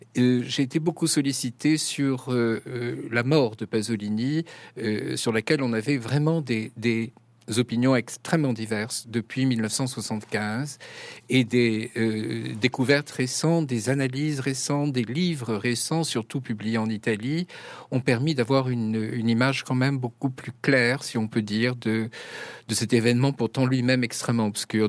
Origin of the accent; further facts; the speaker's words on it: France; je suis français, je ne suis pas italien